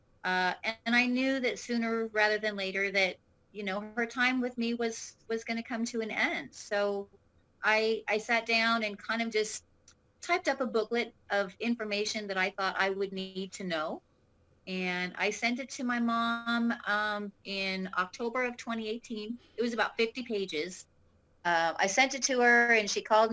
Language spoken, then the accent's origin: English; California, United States; moved away as an adult; also born or lived in Texas; now in Arizona, United States; I am originally from California. But when I was probably about 24, 25, I ended up moving to Texas